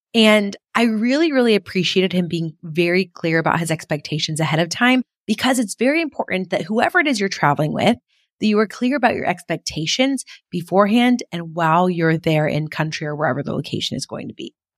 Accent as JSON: {"language": "English", "region": "California", "country": "United States", "tie": "born or raised there", "first_language": "English", "said": "my hometown in California"}